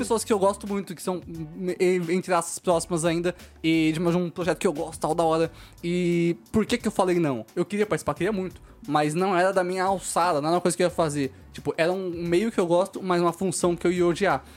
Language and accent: Portuguese; Osasco, São Paulo, Brazil; eu sou de Osasco